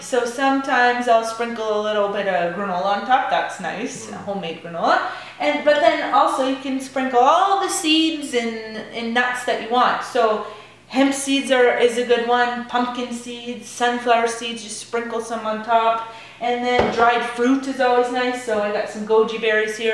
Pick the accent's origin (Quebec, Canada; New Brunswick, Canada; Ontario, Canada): New Brunswick, Canada; Piccadilly; I'm from Piccadilly